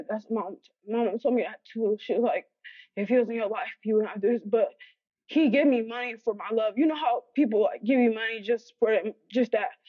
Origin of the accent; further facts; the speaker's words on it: Los Angeles, California, United States; also born or lived in Alabama; I grew up in Los Angeles, California